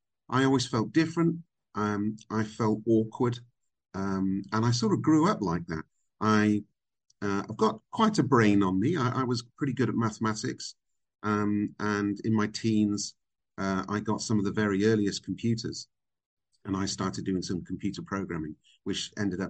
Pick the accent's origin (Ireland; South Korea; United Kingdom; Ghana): United Kingdom; Burnham-on-Sea, South West England; accent: British; moved away as an adult; also born or lived in Vancouver, Canada / America; now in Dubai, United Arab Emirates; I was born in Canada. I was born in Vancouver. My folks had emigrated, but we came back to the UK when I was five. And I grew up in a little seaside town called Burnham-on-Sea.